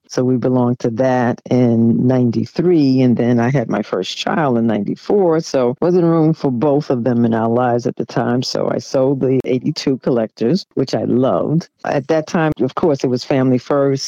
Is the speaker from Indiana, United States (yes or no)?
no; New York City, New York, United States; I'm originally from Jamaica, Queens, New York. I grew up in a fairly middle class neighborhood.